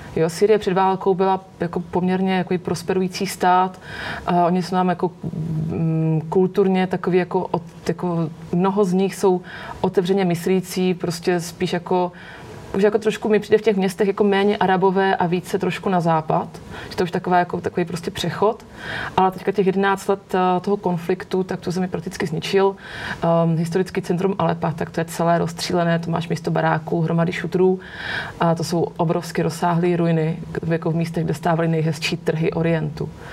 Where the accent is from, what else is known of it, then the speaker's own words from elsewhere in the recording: Olomouc, Olomouc Region, Czechia; já jsem holka z Olomouce, my jsme měli v Olomouci celý roky jako jednoho Černocha